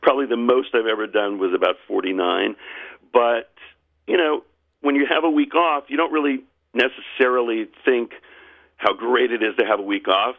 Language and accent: English; Charleston, South Carolina, United States; I've leaned in Charleston, South Carolina, my hometown